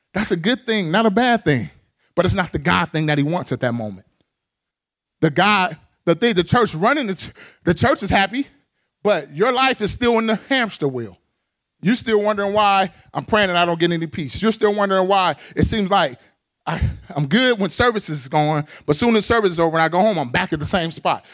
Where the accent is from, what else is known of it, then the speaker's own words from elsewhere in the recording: Pasadena, California, United States; moved away as an adult; now in Arizona, United States; I grew up in the urban context. I'm from Pasadena, California